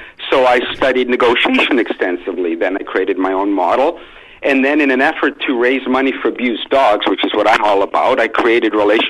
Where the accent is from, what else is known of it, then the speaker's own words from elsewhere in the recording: England, United Kingdom; accent: northern; Well, it used to be a British accent, then I tried to fit in and messed it up, but I'm from England myself.